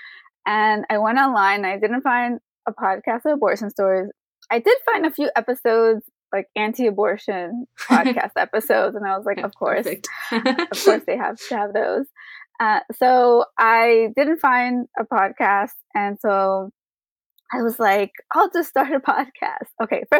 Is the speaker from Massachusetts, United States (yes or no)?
no; New York City, New York, United States; now in Florida, United States; I am actually from New York City. I was born and raised there